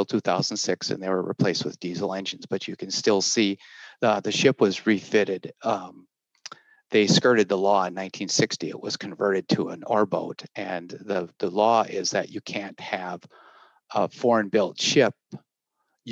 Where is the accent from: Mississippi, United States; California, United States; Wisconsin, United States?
Wisconsin, United States; also born or lived in Minneapolis-St. Paul, Minnesota; now in Minneapolis, United States; I grew up in Wisconsin and currently live in the Minneapolis-St. Paul area.